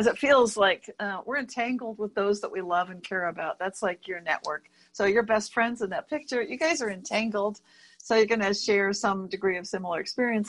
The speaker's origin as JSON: {"language": "English", "town": "Berkeley", "region": "California", "country": "United States", "tie": "born or raised there", "said": "a certain street in my town, my hometown of Berkeley"}